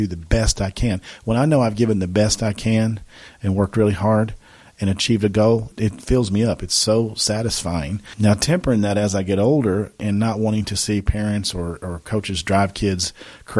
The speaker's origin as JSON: {"language": "English", "town": "Paducah", "region": "Kentucky", "country": "United States", "tie": "born or raised there", "said": "that's where I'm from. I'm from the city of Paducah. I'm from Paducah Tillman High School."}